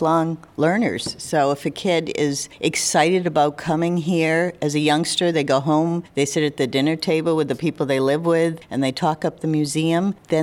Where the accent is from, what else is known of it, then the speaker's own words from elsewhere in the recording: Springfield, Massachusetts, United States; also born or lived in Wilbraham, Massachusetts; I live in Wilbraham, Mass., but I grew up in Springfield